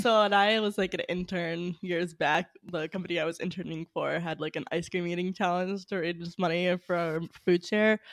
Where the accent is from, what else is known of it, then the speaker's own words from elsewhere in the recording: New England, United States; I'm from New England